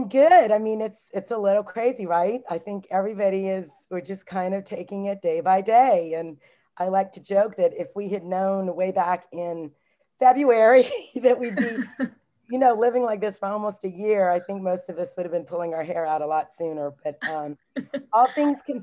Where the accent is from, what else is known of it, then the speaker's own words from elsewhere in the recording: Southwest Louisiana, United States; now in Maryland, United States; I was born and raised in Southwest Louisiana, like in the heart of Cajun country.